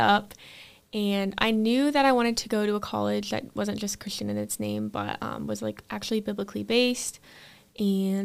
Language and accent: English; Dubuque, Iowa, United States; I am from the Dubuque area